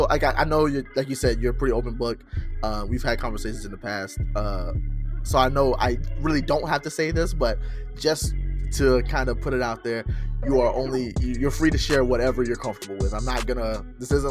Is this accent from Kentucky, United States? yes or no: no; Arkansas, United States; I'm born and raised Arkansas. I mean, I've lived other